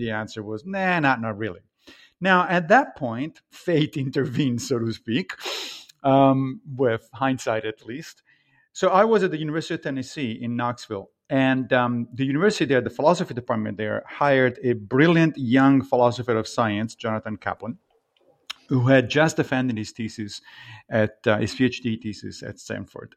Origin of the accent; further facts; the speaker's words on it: Rome, Lazio, Italy; moved away as an adult; now in Brooklyn, New York, United States; I grew up in Italy, in Rome